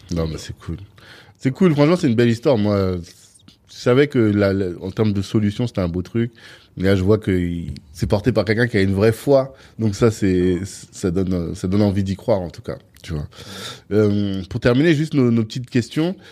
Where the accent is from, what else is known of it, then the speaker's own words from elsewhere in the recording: Central African Republic; je viens de Centrafrique